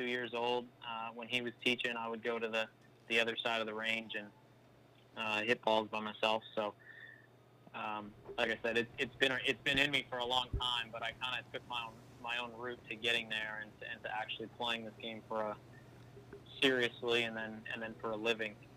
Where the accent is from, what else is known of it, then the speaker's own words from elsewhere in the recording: just outside Vancouver, British Columbia, Canada; also born or lived in Saskatchewan; I grew up out west, just outside Vancouver there